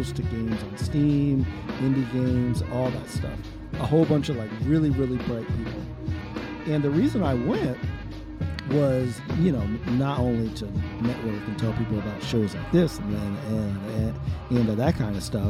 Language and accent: English; New Jersey, United States; North Jersey, son.